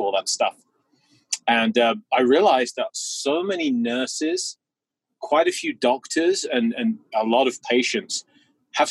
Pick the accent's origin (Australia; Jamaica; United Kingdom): United Kingdom; England; I was a young boy growing up in England